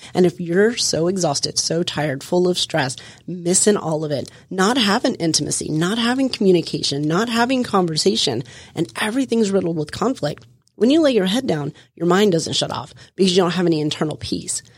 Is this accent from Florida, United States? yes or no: yes; Florida, United States; I come from Florida. I lived my life outside, running the streets, running around, having a good old time